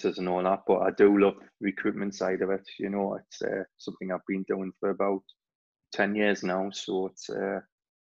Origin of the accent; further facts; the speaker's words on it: Newcastle upon Tyne, North East England, United Kingdom; I was born in Newcastle